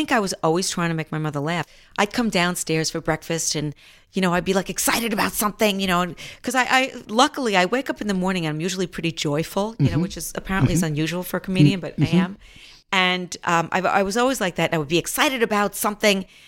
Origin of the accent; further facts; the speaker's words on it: Mount Vernon, New York, United States; also born or lived in Bronx, New York; I was born in the Bronx, and then I grew up in Mount Vernon, which is right next to the Bronx.